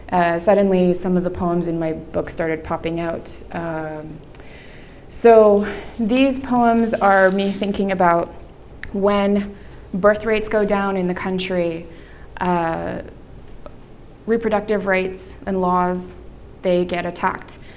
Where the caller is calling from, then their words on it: Miami, Florida, United States; And I am coming from Miami, Florida, which is a historically conservative state.